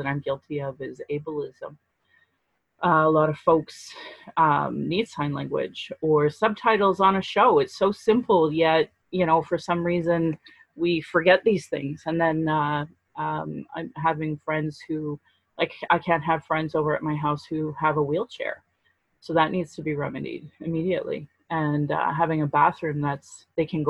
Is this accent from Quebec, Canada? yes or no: no; Calgary, Alberta, Canada; I was raised in Alberta.